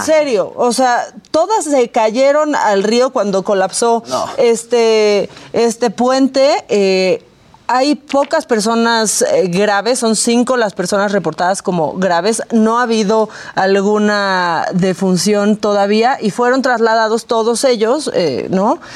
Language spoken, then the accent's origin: Spanish; Tijuana, Baja California, Mexico; nací en Tijuana